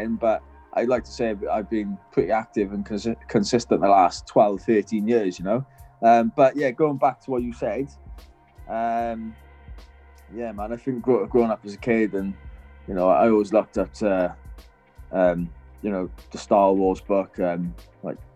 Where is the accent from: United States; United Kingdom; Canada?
United Kingdom; Wales; now in North of England, United Kingdom; being a Welsh person living in fucking up north